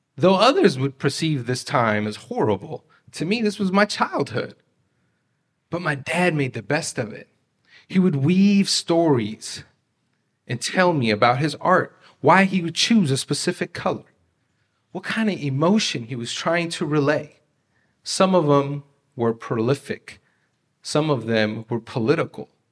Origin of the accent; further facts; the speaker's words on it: Beaverton, Oregon, United States; English is a second language; I grew up in Beaverton